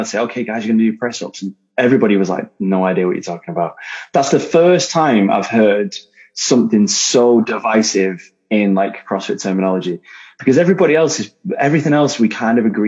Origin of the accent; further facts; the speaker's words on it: Manchester, North West England, United Kingdom; I'm from Manchester